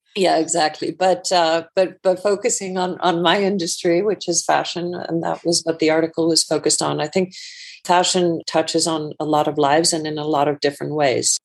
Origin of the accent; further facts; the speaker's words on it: Iceland; moved away as an adult; also born or lived in United States; now in London, United Kingdom; I actually grew up, uh, just to give a little bit of background, uh, grew up in Iceland